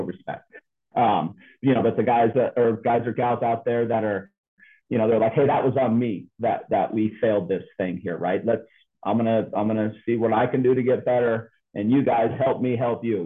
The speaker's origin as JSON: {"language": "English", "country": "United States", "tie": "born or raised there", "said": "I was born in the United States of America"}